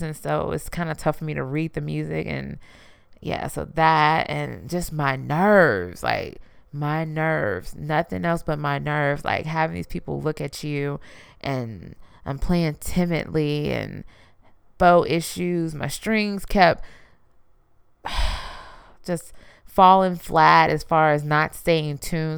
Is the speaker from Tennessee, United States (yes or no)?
no; Houston, Texas, United States; I'm from Houston, you know, I'm from Texas